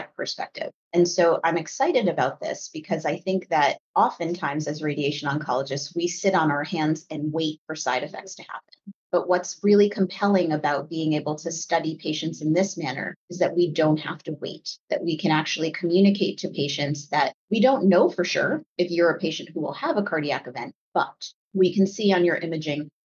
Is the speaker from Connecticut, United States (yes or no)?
yes; Connecticut, United States; I grew up in Connecticut.